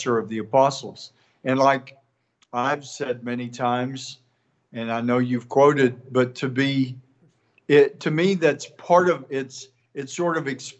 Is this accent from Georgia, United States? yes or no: no; East Texas, United States; from East Texas